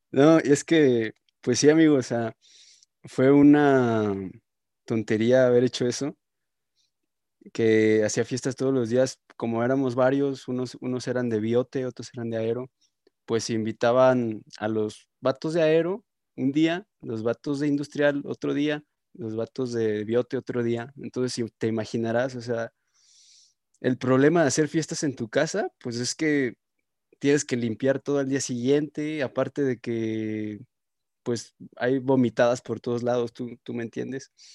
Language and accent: Spanish; Irapuato, Guanajuato, Mexico; moved away as an adult; Yo soy de Irapuato, está 30 minutos, una hora